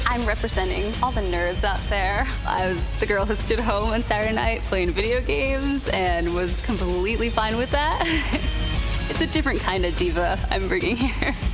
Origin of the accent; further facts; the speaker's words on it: Union City, New Jersey, United States; I'm from Union City, New Jersey